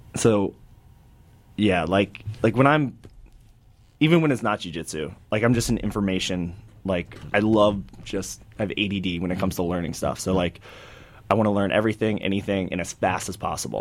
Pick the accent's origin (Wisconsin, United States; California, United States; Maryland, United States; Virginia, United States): Maryland, United States; Hagerstown; my hometown, Hagerstown, Maryland